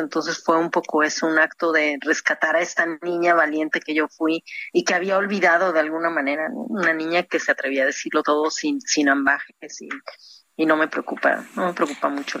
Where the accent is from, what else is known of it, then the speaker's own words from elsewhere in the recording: Mexico; moved away as an adult; also born or lived in Cancún; now in Europe; Yo soy muy mexicana en ese sentido. Me gusta mucho mi tierra, mi país